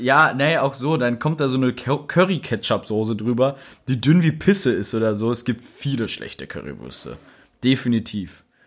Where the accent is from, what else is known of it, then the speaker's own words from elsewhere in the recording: Rheda-Wiedenbrück, North Rhine-Westphalia, Germany; Bei uns in Reda Wiedenbrück